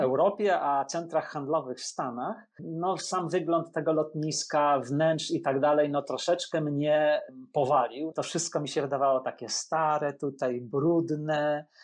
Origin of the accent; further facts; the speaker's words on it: Poland; moved away as an adult; also born or lived in Rome, Italy; now in New York, United States; ja z Polski wyjechałem po prostu do Włoch